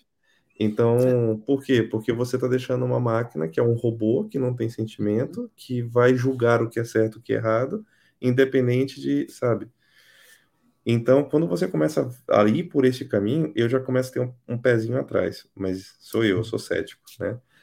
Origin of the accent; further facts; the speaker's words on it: Brazil; moved away as an adult; now in Portugal; Eu saí do Brasil faz um, faz um tempo já